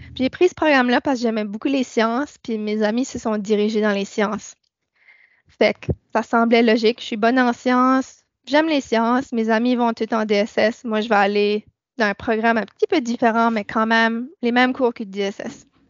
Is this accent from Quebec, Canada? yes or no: no; New Brunswick, Canada; moved away as an adult; also born or lived in Church Point, Nova Scotia; now in Nova Scotia, Canada; je suis arrivée à Sainte-Anne il y a trois ans je viens de Nouveau-Brunswick